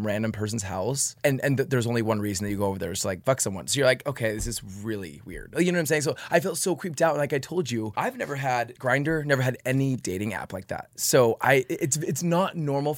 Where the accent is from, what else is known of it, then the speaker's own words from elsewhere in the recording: Utah, United States; moved away as an adult; now in Los Angeles, United States; growing up in Utah and Mormon, too, there's so much to your upbringing that you feel ashamed